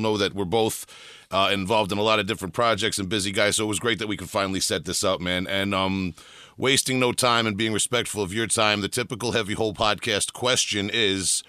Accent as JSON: {"language": "English", "area": "Long Island", "region": "New York", "country": "United States", "said": "I'm from New York, Long Island"}